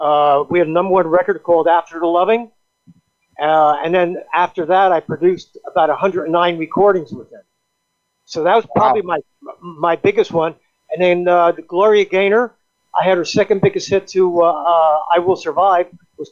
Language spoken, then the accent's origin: English; New Jersey, United States; I lived in New Jersey. I was born and raised in New Jersey.